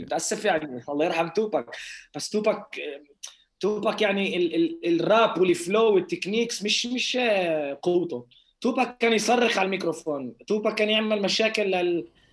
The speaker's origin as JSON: {"language": "Arabic", "town": "Lod", "region": "Central District", "country": "Israel", "tie": "born or raised there", "said": "حارتي اللي ككل مختلطه بكون بقول 70% يهود 30% عرب"}